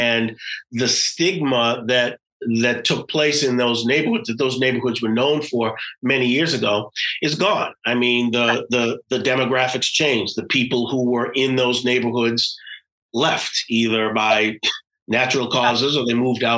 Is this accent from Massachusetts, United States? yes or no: yes; Boston, Massachusetts, United States; those days you would travel to another part of the country and you'd say, I'm from Boston. You're from Boston? How can you?